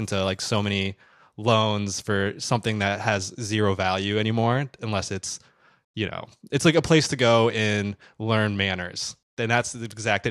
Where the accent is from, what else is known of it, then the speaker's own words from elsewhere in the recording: Midwest, United States; I'm from the Midwest